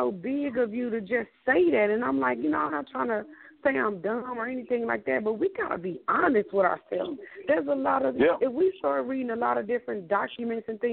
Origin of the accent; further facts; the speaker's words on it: the South, United States; we're from the South